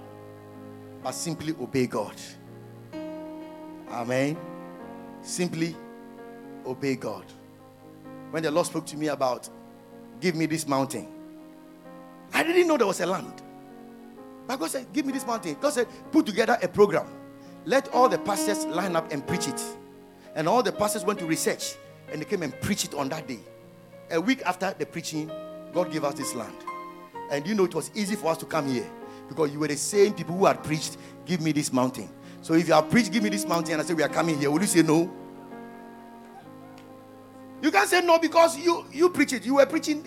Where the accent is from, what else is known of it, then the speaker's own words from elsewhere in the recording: Afadjato area, Volta, Ghana; my hometown there are mountains. That's around Afajato